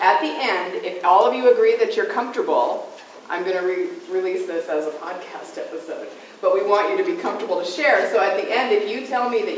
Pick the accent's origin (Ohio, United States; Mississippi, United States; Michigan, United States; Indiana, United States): Indiana, United States; Lafayette; I'm from Lafayette